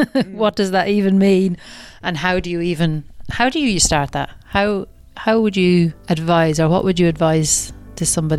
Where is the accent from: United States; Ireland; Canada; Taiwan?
Ireland; moved away; I remember moving here and having to, like, shift up my accent and change and leave Ireland behind and Irishness and all of that stuff.